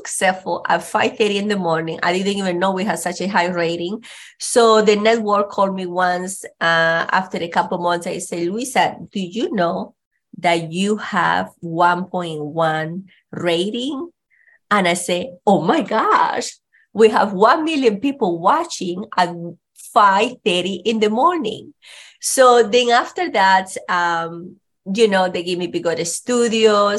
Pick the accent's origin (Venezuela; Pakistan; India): Venezuela; English is a second language; moved away as an adult; also born or lived in Chattanooga, Tennessee; now in United States; I grew up in Venezuela, and with my grandparents